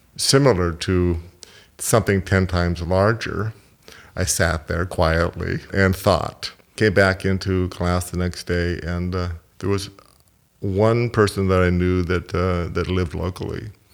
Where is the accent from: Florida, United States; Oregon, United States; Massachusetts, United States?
Oregon, United States; Portland; also born or lived in Vancouver, Canada; my family moved when I was five from, from Vancouver to Portland, Oregon